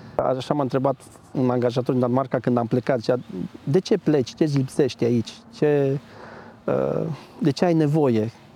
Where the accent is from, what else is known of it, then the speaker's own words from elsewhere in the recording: Agnita, Sibiu County, Romania; moved away as an adult; also born or lived in United Kingdom / Denmark; Sunt de aici. Uh, de fapt, de 10 km m-am născut în Agnita și bunicii sunt din satul vecin